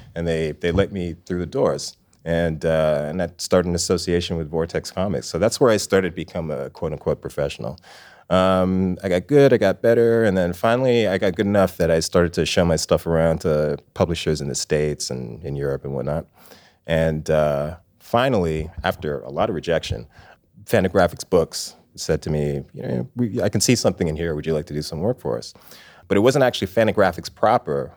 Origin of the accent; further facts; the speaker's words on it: Toronto, Ontario, Canada; also born or lived in England / Scarborough; I was born in England. I lived in England until I was five years old. Then we moved to we moved to the Toronto area.